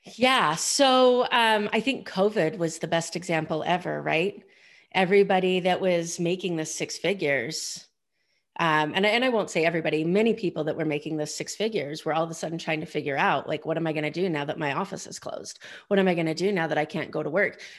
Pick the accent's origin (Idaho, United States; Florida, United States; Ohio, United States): Idaho, United States; I grew up in Idaho